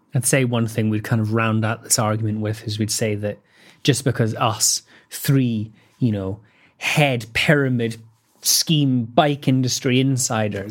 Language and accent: English; Scotland, United Kingdom; I'm Scottish